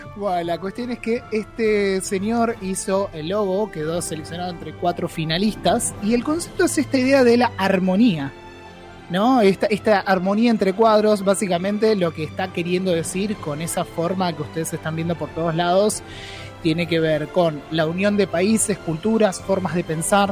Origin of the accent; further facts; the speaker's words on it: Argentina; nosotros mismos como argentinos